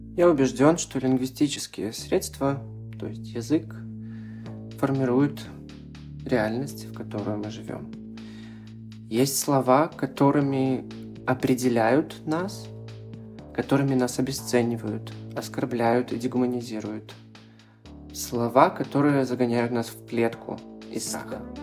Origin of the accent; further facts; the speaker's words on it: Belarus; я активист из Беларуси